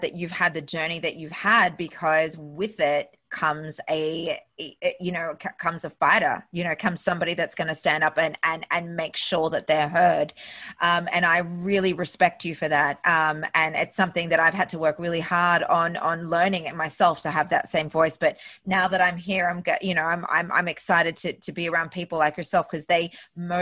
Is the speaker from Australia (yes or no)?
yes; Australia; moved away as an adult; now in United States; I was born in Australia, but my dad was an immigrant to Australia.